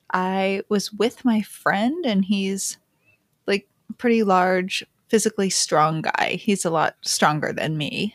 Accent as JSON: {"language": "English", "town": "New York City", "region": "New York", "country": "United States", "tie": "born or raised there", "said": "I grew up in the city. I used to play by the boat pond when I was little"}